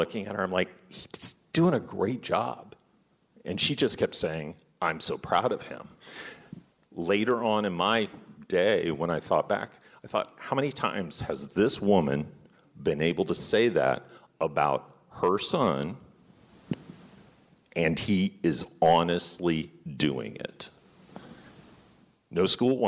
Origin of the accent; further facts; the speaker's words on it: Kansas City, Missouri, United States; I grew up in Kansas City, taught urban school kids